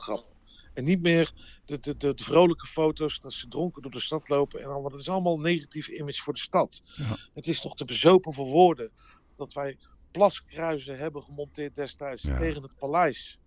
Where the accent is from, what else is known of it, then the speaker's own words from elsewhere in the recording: Amsterdam, North Holland, Netherlands; moved away as an adult; also born or lived in Las Vegas; als ze vroegen van waar ik vandaan kwam, dan zeg ik maar eh, eh, eh, Rotterdam of Groningen. Ik, ik zei geen Amsterdam meer